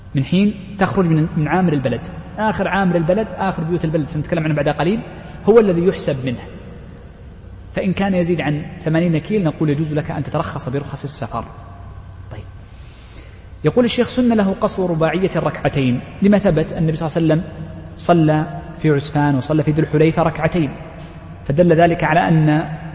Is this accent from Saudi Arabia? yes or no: yes; Riyadh, Riyadh Province, Saudi Arabia; نحن جميعا مستوطنون الرياض